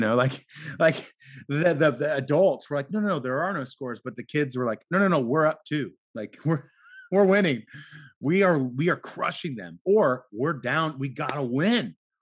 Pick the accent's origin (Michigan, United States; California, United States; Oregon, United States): Oregon, United States; Portland; I grew up here in Portland